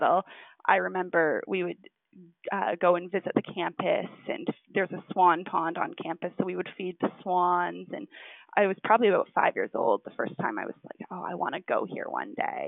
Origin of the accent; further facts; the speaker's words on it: New Brunswick, Canada; moved away; where I grew up in New Brunswick was like right next to the bridge.